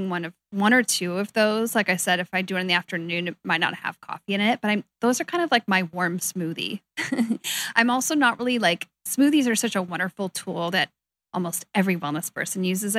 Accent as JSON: {"language": "English", "town": "Seattle", "region": "Washington", "country": "United States", "tie": "born or raised there", "said": "I'm actually born and raised in Seattle."}